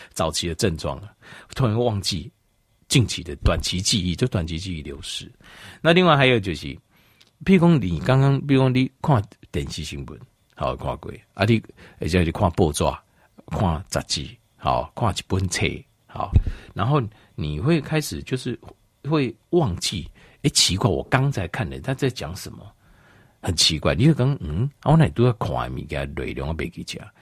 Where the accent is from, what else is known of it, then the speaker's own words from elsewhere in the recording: Taipei, Taiwan; 我几个月在台北， 我是在台北长大